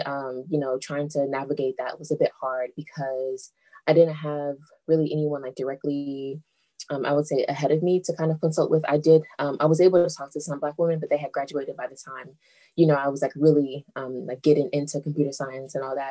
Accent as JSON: {"language": "English", "town": "Kansas City", "region": "Missouri", "country": "United States", "tie": "born or raised there", "also_born_or_lived": "Southern California", "moved": "as an adult", "lives_now": "Ithaca, United States", "said": "I grew up in Kansas City, Missouri"}